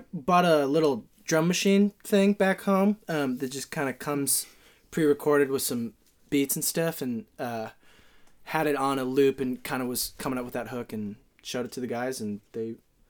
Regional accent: Seattle, Washington, United States; moved away; I'm from the great city of Seattle, Washington.

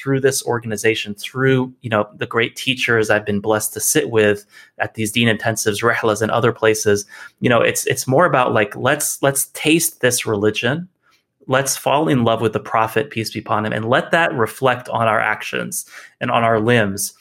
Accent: Tennessee, United States; I'm from Tennessee

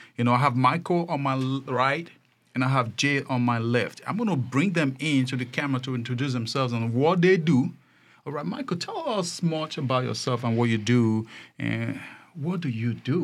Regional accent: Nigeria; moved away; I came from Nigeria

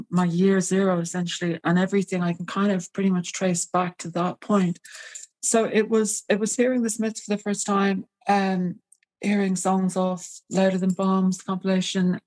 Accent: Ireland; Despite being Irish

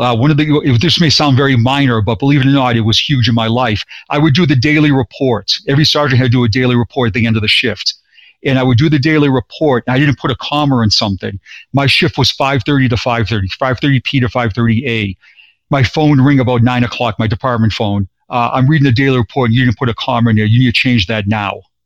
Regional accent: Boston, Massachusetts, United States; now in Florida, United States; born and raised in Boston, and I now live in Florida

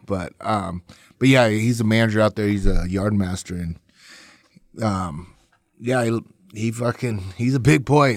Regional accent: North Platte, Nebraska, United States; my hometown in, uh, North Platte, Nebraska.

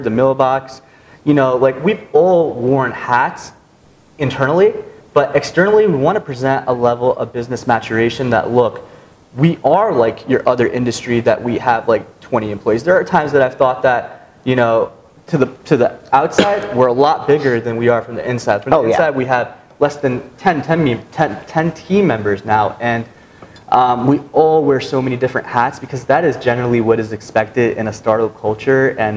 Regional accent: United States; integrated into American society, born here

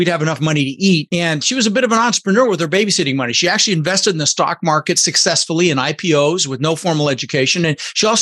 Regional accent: Denver, Colorado, United States; also born or lived in Netherlands; I was born in the Netherlands, you know, think wooden shoes and windmills, and immigrated when I was 6 years old to the United States with my brother Albert, my mother's Vancha. We ended up in Denver, Colorado

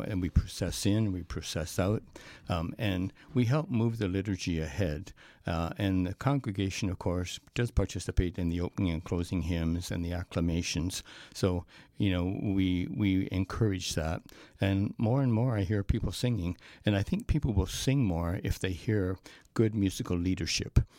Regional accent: Canada; as a Canadian

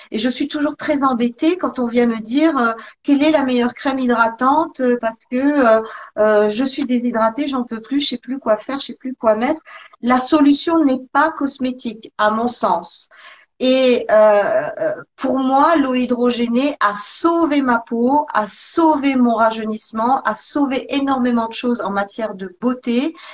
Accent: Provence-Alpes-Côte d'Azur, France; now in Switzerland; j'étais j'étais en Suisse depuis déjà quelques années. Je venais de la Côte d'Azur.

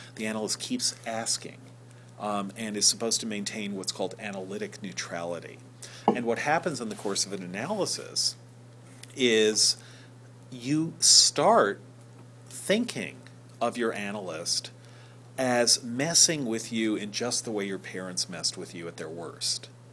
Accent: New York, United States; my neighborhood movie theater when I grew up in New York

